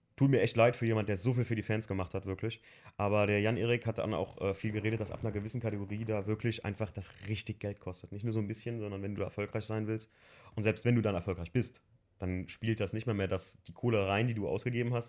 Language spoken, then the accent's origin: German; Germany; also born or lived in Andernach; für mich als Deutscher